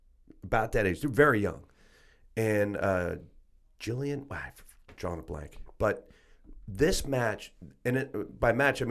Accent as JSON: {"language": "English", "town": "McKeesport", "region": "Pennsylvania", "country": "United States", "tie": "born or raised there", "also_born_or_lived": "New York", "said": "So again, I grew up in outside of Pittsburgh, technically a town called McKeesport. And where we lived was you either worked in the mill or was associated to the mill."}